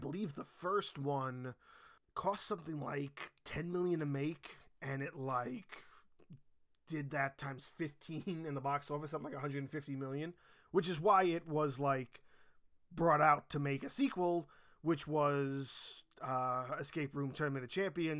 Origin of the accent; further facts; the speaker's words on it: New York, United States; I was born and raised in New York